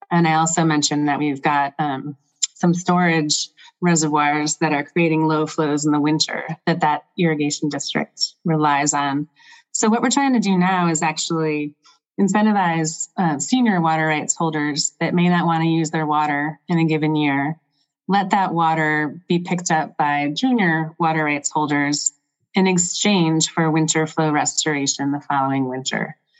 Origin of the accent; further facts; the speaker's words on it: Michigan, United States; now in Central Oregon, United States; I grew up on lakes in Michigan